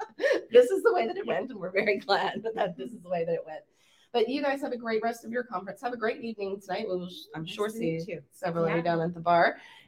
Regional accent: Louisiana, United States; But I mean, I grew up in South Louisiana, the land of the drive-thru daiquiris and the breakfast daiquiris, and we have mimosas and Bloody Marys.

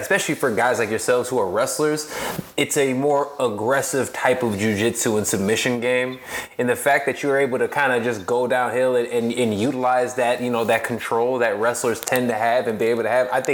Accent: Chicago, Illinois, United States; now in Los Angeles, United States; I'm in LA now. I'm from Chicago myself

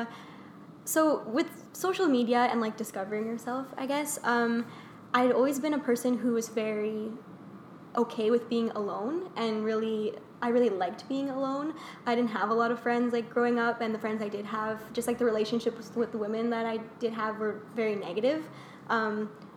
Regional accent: Vaughan, Ontario, Canada; also born or lived in Toronto; So I was born in Toronto, but I live and grew up in Vaughan, in Woodbridge

